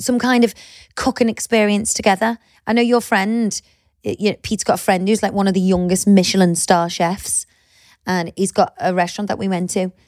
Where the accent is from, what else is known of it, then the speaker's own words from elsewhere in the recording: Liverpool, North West England, United Kingdom; moved away as an adult; also born or lived in Cheshire; I'm from Liverpool